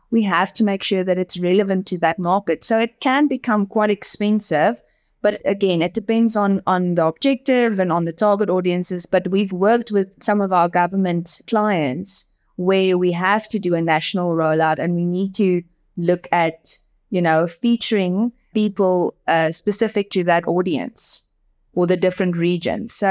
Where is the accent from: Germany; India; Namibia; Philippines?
Namibia; first language Afrikaans; English is a second language; Look, most people in in the country speaks Afrikaans and English. So I'm my my first language is Afrikaans, which is very similar to Dutch.